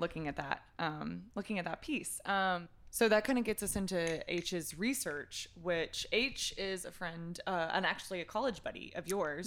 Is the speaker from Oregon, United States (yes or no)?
no; Texas, United States; I'm a Texan